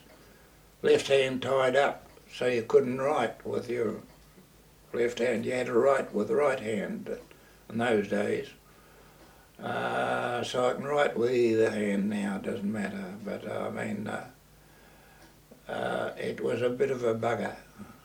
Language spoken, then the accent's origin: English; Gisborne, New Zealand; I came from Gisborne. And, early life was very good.